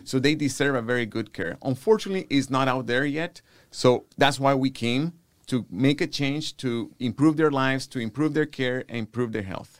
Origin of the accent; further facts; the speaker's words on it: Guatemala; now in Houston, United States; born and raised in Guatemala, Central America